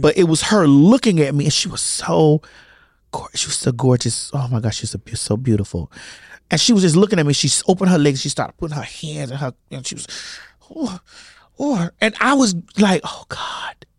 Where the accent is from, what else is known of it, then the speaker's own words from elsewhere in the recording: Miami, Florida, United States; I'm from Miami